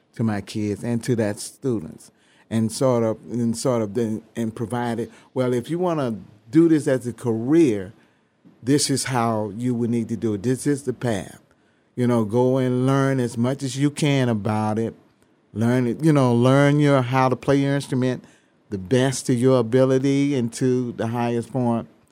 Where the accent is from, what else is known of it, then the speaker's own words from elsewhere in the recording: Memphis, Tennessee, United States; moved away; I'm from Memphis, Tennessee